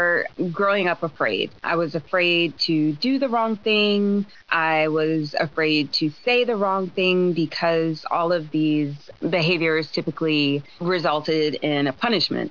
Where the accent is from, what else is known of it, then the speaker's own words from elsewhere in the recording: Baltimore, Maryland, United States; my mom did everything that she could to shelter my sister and I growing up in Baltimore, Maryland.